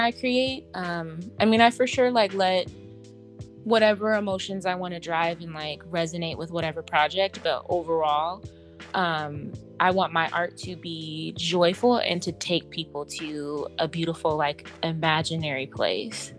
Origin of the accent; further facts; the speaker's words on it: Seattle, Washington, United States; growing up in Seattle